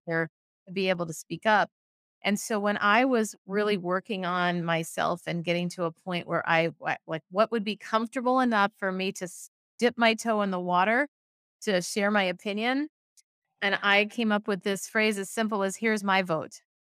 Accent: Minnesota, United States; also born or lived in San Francisco, United States; now in Oakland, United States; I'm originally from Minnesota, in the middle of the, the U S up north, but I live in San Francisco now

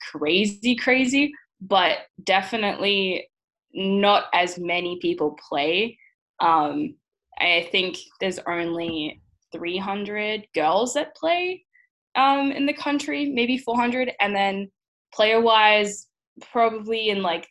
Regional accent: Brisbane, Queensland, Australia; moved away as an adult; now in Seattle, United States; I'm usually from Brisbane, Australia, but currently I am in Seattle, in Washington

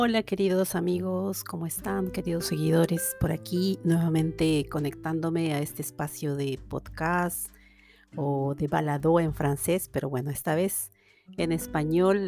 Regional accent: Peru; moved away as an adult; now in Canada; en mi país de origen, en Perú, y luego aquí también

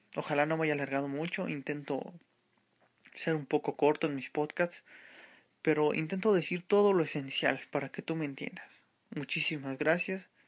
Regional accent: Mexico City, Mexico; soy mexicano de la Ciudad de México

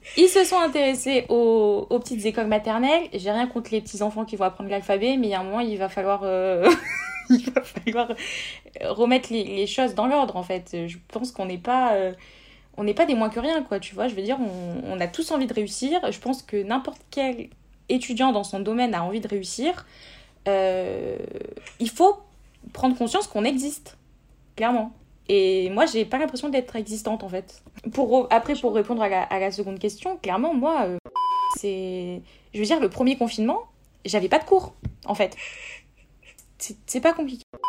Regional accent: Montpellier, Occitania, France; moi, je suis une Montpelliéraine de source

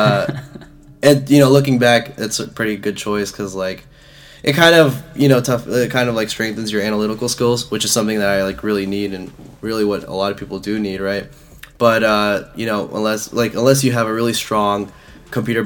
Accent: Dallas, Texas, United States; I'm from Dallas, born and raised here

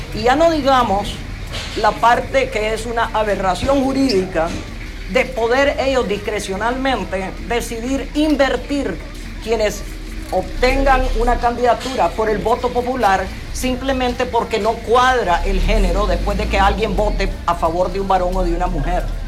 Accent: Nicaragua; los nicaragüenses

